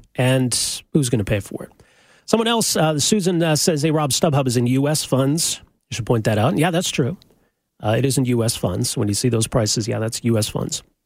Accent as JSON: {"language": "English", "town": "Edmonton", "region": "Alberta", "country": "Canada", "tie": "born or raised there", "said": "I'm from Edmonton, grew up in Edmonton"}